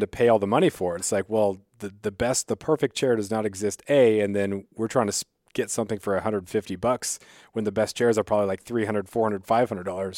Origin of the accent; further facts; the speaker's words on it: Southeast Alaska, United States; growing up in Southeast, and we would take the, take the ferries for basketball trips